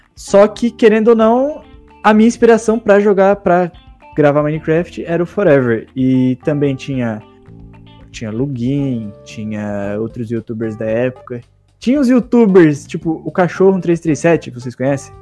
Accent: southern Santa Catarina, Brazil; sou de Santa Catarina mesmo. Bem no sul ali

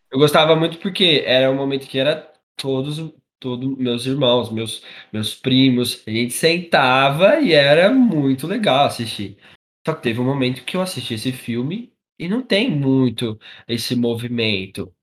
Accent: Carapicuíba, São Paulo, Brazil; Eu e você somos de Carapicuíba

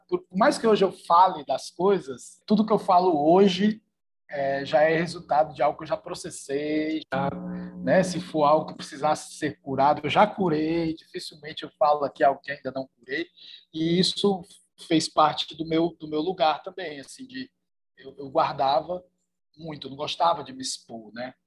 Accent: Fortaleza, Ceará, Brazil; eu sou de Fortaleza, né, no Ceará

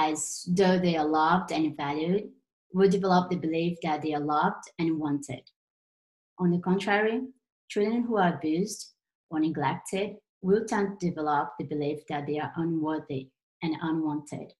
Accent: Brazil; English is a second language; I'm Brazilian, as you noticed my accent at some point

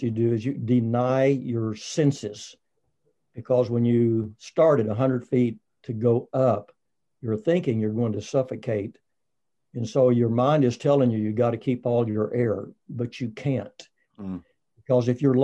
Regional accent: Texas, United States; I'm from Texas

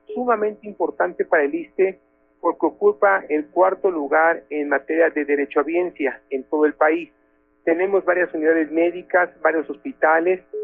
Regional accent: Mexico; como mexicanos

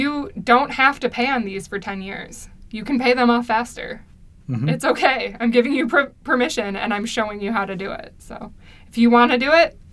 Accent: United States

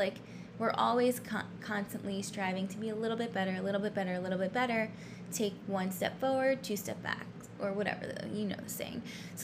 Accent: New York City, New York, United States; now in Los Angeles, United States; I'm from New York City. Lived there for 5 years.

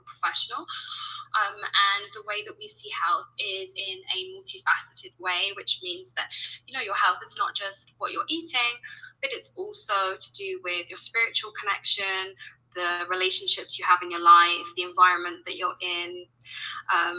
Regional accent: United Kingdom; accent: British; now in Colombia; you can tell by my accent, I'm British

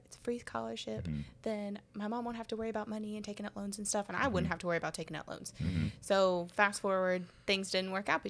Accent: Kentucky, United States; born or raised there; moved away as an adult; also born or lived in Tuscaloosa, Alabama; now in Birmingham, United States

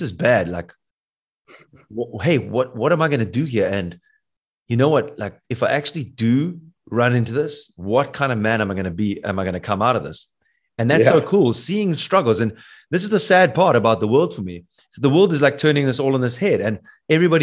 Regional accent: South Africa; I'm from South Africa.

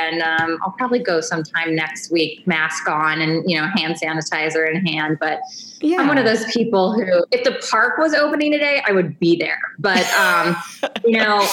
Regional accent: Houston, Texas, United States; moved away as an adult; also born or lived in New York City; now in Orange County, United States; But I'm born and raised in Houston, Texas.

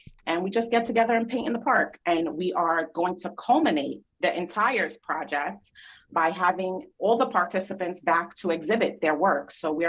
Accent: Miami, Florida, United States; born there; And I was born in Miami. So like I need sunshine.

